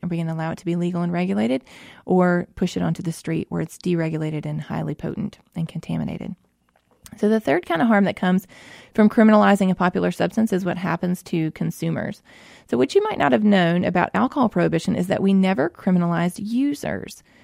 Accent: Mississippi, United States; I grew up here in Mississippi, uh, born and raised here, lived here my whole life

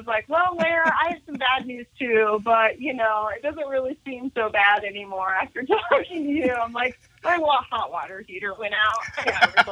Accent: Nebraska, United States; also born or lived in Denver, Colorado; now in Jacksonville Beach, United States; I'm originally from Nebraska.

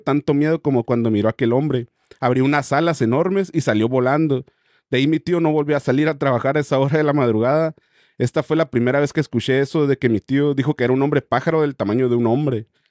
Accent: Guadalajara, Jalisco, Mexico; yo soy de Guadalajara y exactamente de San José del 15, se llama así, que está a máximo 10 minutos del aeropuerto. Yo tendría algunos ocho años cuando mi tía se fue a rentar enfrente de mi casa

